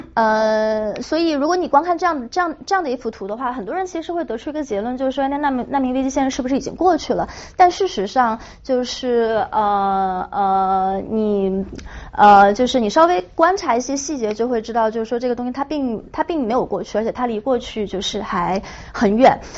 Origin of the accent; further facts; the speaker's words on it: China; 作为一个中国人